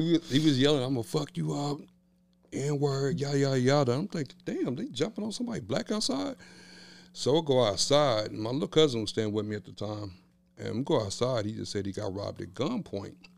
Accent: Kansas City, Kansas, United States; Born and raised in Wyandotte County.

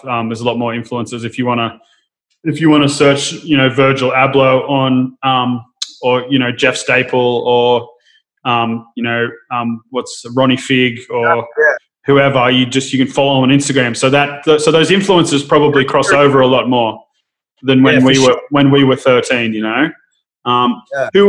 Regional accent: Sydney, New South Wales, Australia; I grew up more in the kind of, I'm from Narrabeen in Sydney

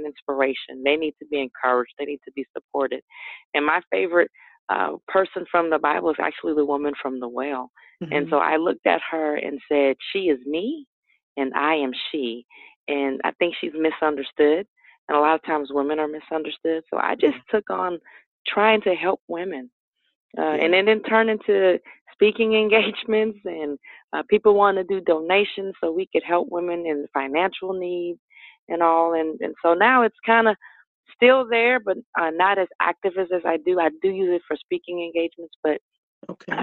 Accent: New Orleans, Louisiana, United States; growing up in New Orleans, I just wanted to go to school, be with family

